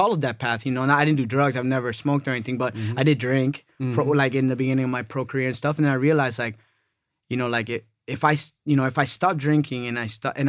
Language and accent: English; New England, United States; I'm from New England, so, you know, I grew up Patriots fan